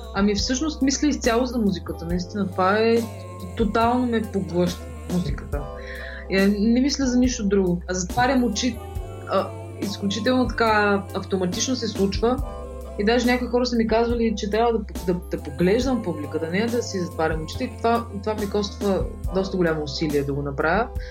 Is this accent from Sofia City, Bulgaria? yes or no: no; Shumen, Shumen Province, Bulgaria; moved away as an adult; now in Sofia, Bulgaria; тъй като съм от Шумен, а там няма музикално училище